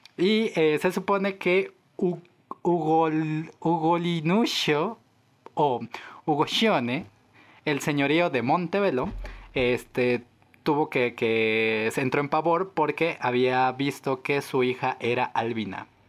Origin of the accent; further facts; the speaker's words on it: Mexico; somos mexicanos